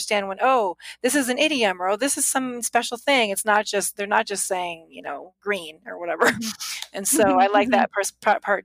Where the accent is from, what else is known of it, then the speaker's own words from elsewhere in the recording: Alaska, United States; first language English; I'm originally from Alaska and I was born and raised there.